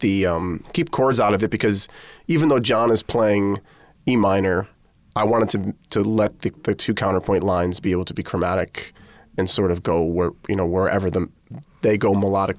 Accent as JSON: {"language": "English", "region": "Connecticut", "country": "United States", "said": "Okay. So I'm from Connecticut, as is Zakai Curtis and Lucas Curtis and their older brother, Damien."}